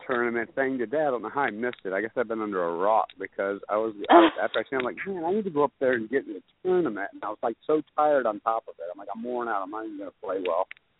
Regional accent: Detroit, Michigan, United States; I'm from Detroit. Come on, man. I'm from Detroit. Of course I can play.

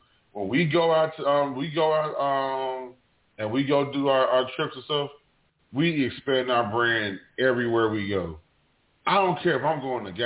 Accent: New Jersey, United States; moved away; I'm originally from Jersey

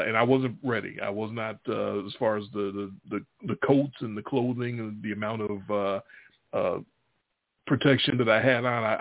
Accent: Chicago, Illinois, United States; moved away as an adult; now in Memphis, United States; 18 years that I lived in the same house growing up in Chicago

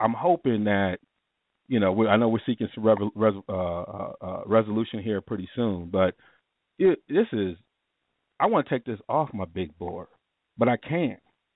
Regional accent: Ann Arbor, Michigan, United States; I grew up in Michigan, Ann Arbor

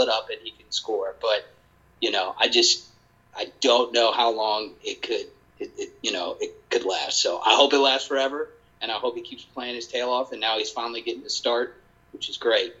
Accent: Charlotte, North Carolina, United States; I born and raised in Charlotte

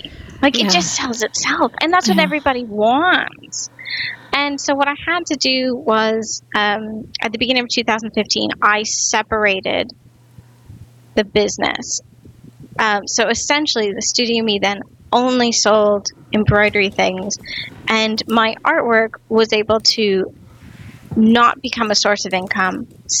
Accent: Midwest, United States; Growing up in the Midwest, craft was definitely different than what it is now.

